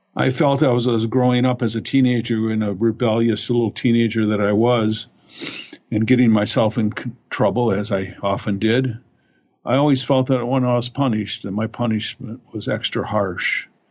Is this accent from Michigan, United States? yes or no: yes; Fraser, Michigan, United States; I grew up in Fraser, Michigan